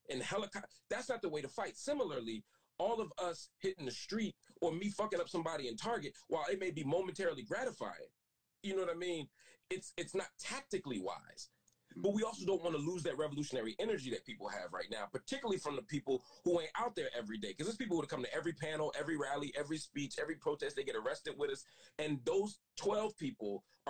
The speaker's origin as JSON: {"language": "English", "town": "Philadelphia", "region": "Pennsylvania", "country": "United States", "said": "I was from Philly"}